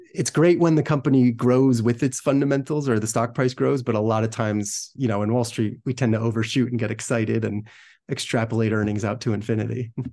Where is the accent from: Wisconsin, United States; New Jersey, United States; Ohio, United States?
New Jersey, United States; grew up in New Jersey